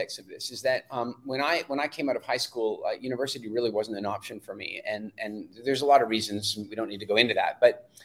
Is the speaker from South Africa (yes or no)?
yes; South Africa; I was born in South Africa.